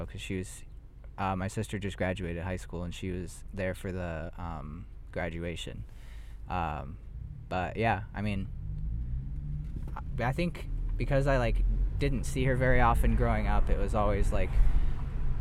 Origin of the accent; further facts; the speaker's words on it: Michigan, United States; I was born in Michigan